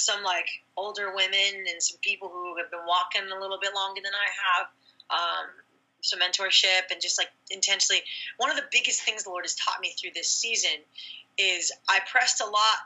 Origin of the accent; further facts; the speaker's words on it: California, United States; I'm from California.